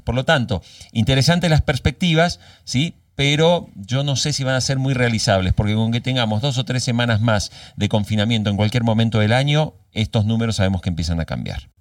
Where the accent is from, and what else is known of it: Argentina